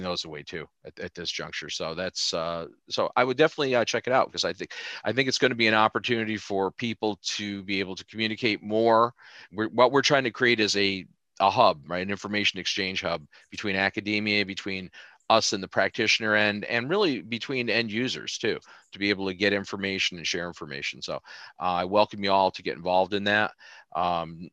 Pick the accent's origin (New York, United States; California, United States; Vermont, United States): New York, United States; I'm from New York